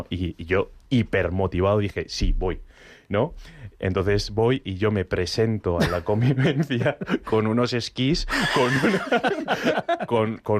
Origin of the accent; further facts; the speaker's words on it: Asturias, Spain; Sí, sí, Picos de Europa, pero que yo soy de Asturias, que no ha habido Picos de Europa nunca.